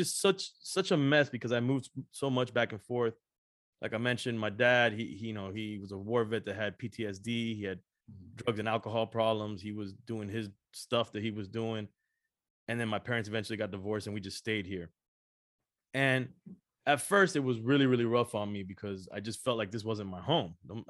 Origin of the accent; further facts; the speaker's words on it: Los Angeles, California, United States; now in Miami, United States; I was born in Los Angeles, California. Mm-hmm. My parents are Cuban, my whole family, you know, Cuban. And I'm born in LA, where it's majority Mexicans.